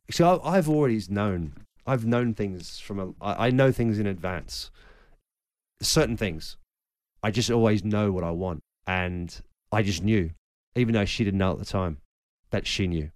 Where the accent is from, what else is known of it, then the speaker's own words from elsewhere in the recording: Australia; moved away; also born or lived in Germany / England; growing up in Australia